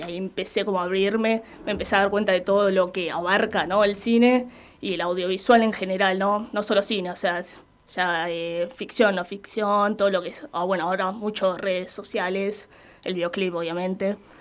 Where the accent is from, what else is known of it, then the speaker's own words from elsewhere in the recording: Avellaneda, Buenos Aires Province, Argentina; yo también soy de acá de Avellaneda